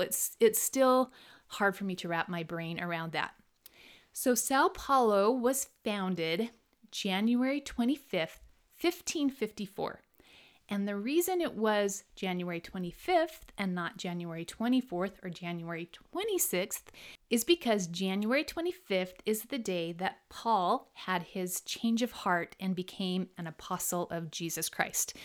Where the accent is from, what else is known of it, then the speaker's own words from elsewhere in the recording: United States; my home country, the United States of America